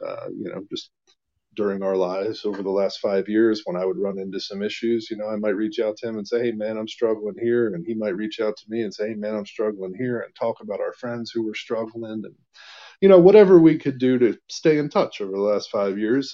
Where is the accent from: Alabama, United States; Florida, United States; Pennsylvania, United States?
Pennsylvania, United States; Allentown; moved away as an adult; now in Lancaster, United States; I grew up in Allentown